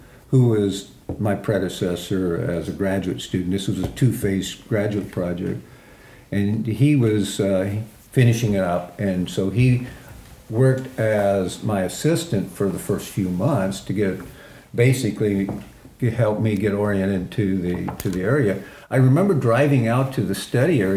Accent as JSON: {"language": "English", "region": "Indiana", "country": "United States", "tie": "born or raised there", "moved": "yes", "said": "I was raised in Indiana"}